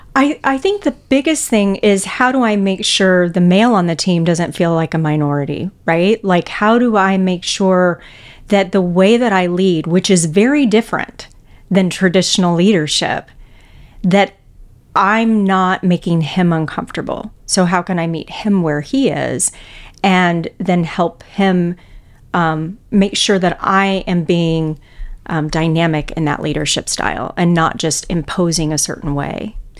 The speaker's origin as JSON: {"language": "English", "town": "Houston", "region": "Texas", "country": "United States", "tie": "born or raised there", "also_born_or_lived": "Illinois", "moved": "as an adult", "lives_now": "Saint Louis, United States", "said": "I grew up in Houston, Texas."}